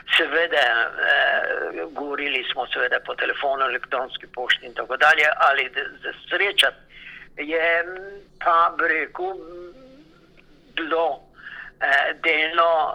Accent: Slovenia; now in Melbourne, Australia

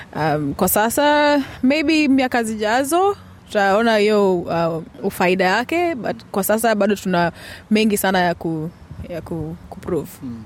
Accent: Kenya; now in Australia; nimetoka kenya

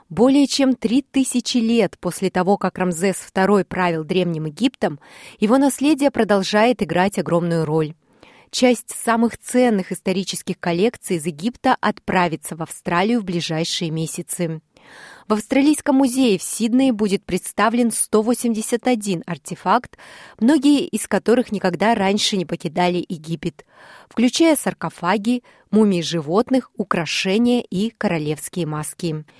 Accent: Siberia, Russia; now in Sydney, Australia; как для иммигранта из страны, где сезоны очень четко разделяются, их четыре, а я из Сибири

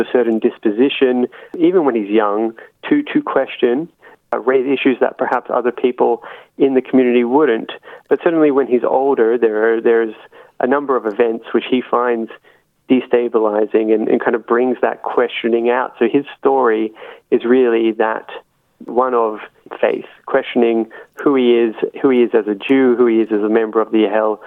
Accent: Melbourne, Victoria, Australia; I was born in Melbourne in Caulfield, and I attended a modern Orthodox Jewish day school from kindergarten until year 12.

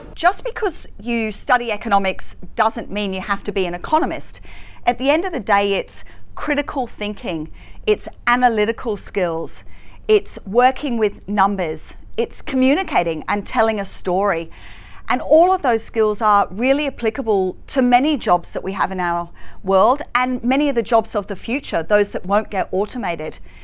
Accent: Hong Kong; now in Australia; I grew up in Hong Kong

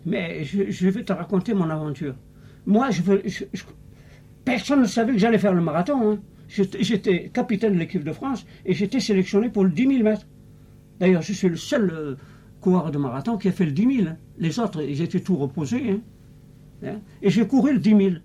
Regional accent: Algeria; moved away as an adult; je suis né en Algérie. Hein. Vous voyez comment ça se passait là-bas. C'est très très pauvre. Alors, l'adolescence pauvre

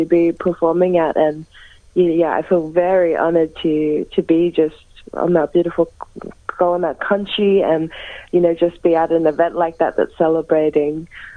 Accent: Gunaikurnai country, south-east Gippsland, Victoria, Australia; moved away as an adult; now in Melbourne, Australia; I was actually born and raised on Kanai Kanai country down in southeast Gippsland

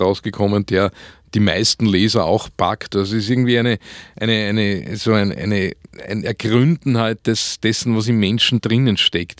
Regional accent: Vöcklabruck, Upper Austria, Austria; Und ich bin in Oberösterreich aufgewachsen

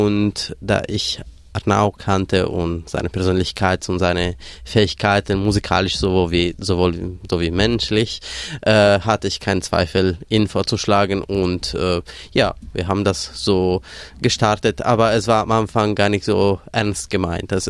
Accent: Sardinia, Italy; moved away as an adult; now in Germany; Ich komme aus Sardinien, Süditalien, aber ich wohne seit zwölf Jahren in Deutschland.

